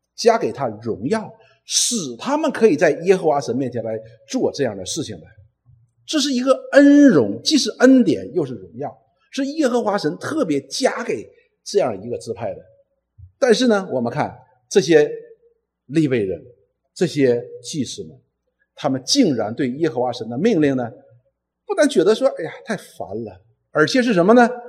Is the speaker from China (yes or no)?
yes; Northeast China, China; 我们东北人有一句话